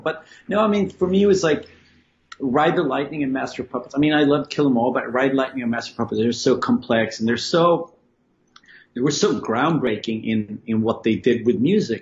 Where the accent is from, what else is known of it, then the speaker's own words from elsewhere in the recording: Sweden; growing up in Sweden